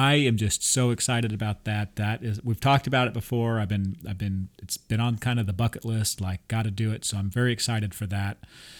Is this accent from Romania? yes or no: no; France; We come from France.